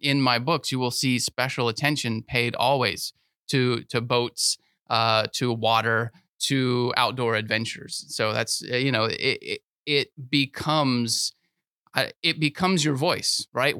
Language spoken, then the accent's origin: English; Sebring, Florida, United States; now in Lakeland, United States; I grew up in Sebring, Florida, which is, uh, even smaller than Lakeland